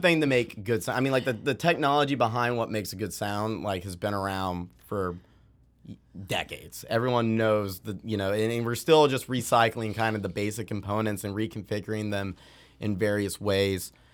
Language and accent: English; Boston, Massachusetts, United States; growing up in Boston, there's a, there's a music production school called Maven there